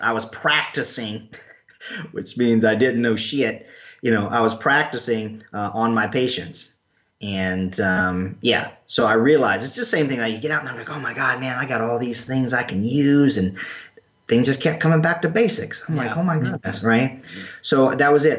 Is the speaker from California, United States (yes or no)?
no; North Carolina, United States; also born or lived in Irish (ancestry); now in Florida, United States; I'm from North Carolina